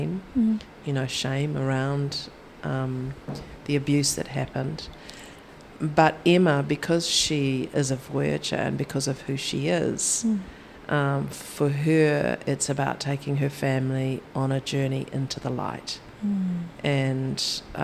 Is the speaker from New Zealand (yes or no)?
yes; New Zealand; I'm from New Zealand